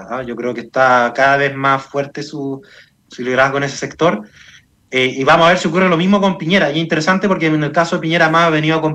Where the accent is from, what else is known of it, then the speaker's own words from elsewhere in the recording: Chile; esta conmemoración sea una oportunidad para, sin olvidar ese, esa tragedia, digamos, eh, encontrarnos como chilenos.